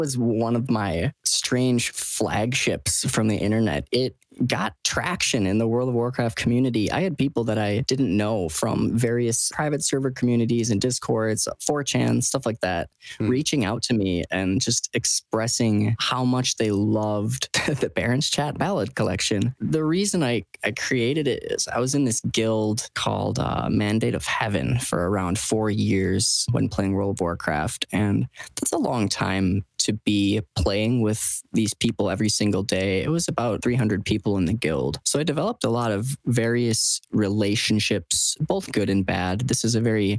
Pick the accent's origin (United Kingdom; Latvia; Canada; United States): United States; Stevens Point, Wisconsin; I was born and raised in central Wisconsin